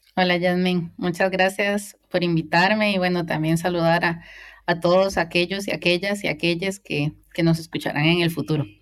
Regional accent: Cartago, Costa Rica; moved away as an adult; now in Spain; cartaginesa, costarricense

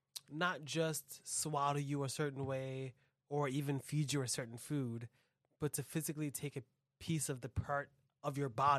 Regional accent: New York, United States; I'm from New York, and I was born in New York.

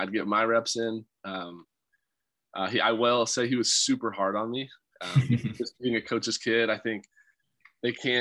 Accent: Colorado, United States; being a Colorado guy

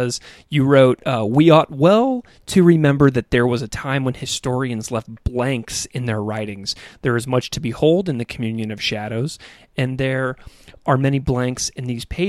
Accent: St. Louis, Missouri, United States; I'm from St. Louis

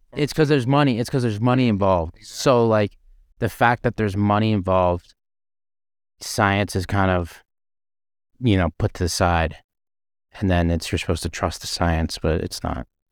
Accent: Canada; now in Las Vegas, United States; I'm a Canadian

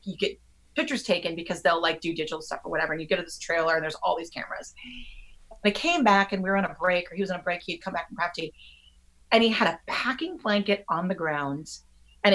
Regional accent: Southern Wisconsin, United States; I grew up in Southern Wisconsin, and in kindergarten, they had reruns of the Brady Bunch on after school

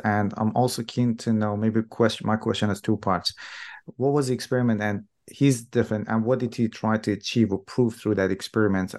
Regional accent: Iran; moved away; I'm from Iran myself

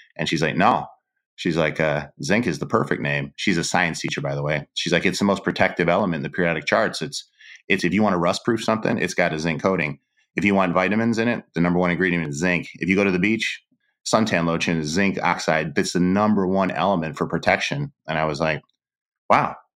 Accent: Cleveland, Ohio, United States; I'm Polish from Cleveland

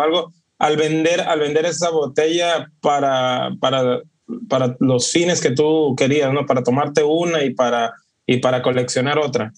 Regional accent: Culiacán, Sinaloa, Mexico; now in Los Angeles, United States; vivo, radico en Los Ángeles y soy de acá de México, ¿no? De, la zona noroeste de México, que es Sinaloa, la provincia de Sinaloa, Culiacán

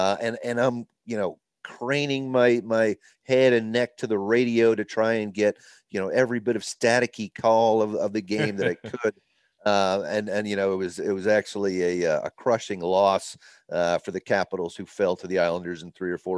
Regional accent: Virginia, United States; in the kind of the Washington, D.C. area, Northern Virginia, just outside of D.C. But both my parents born and raised in Boston.

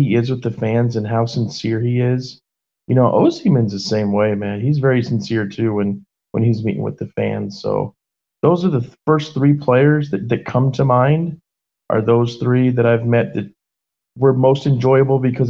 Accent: United States; also born or lived in Naples, Italy; I'm American

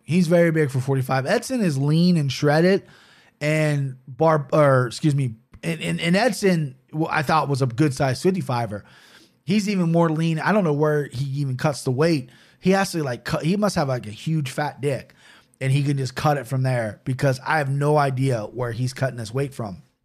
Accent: United States; being American is, well, I'm something I'm very proud

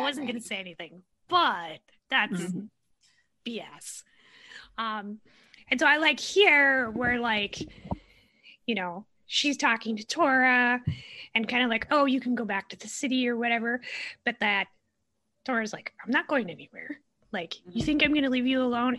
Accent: Minnesota, United States; accent: Midwestern; I have I have a Midwestern accent. I'm from Minnesota.

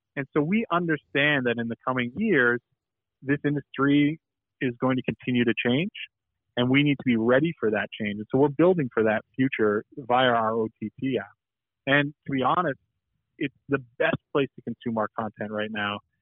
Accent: Boston, Massachusetts, United States; Growing up in Boston

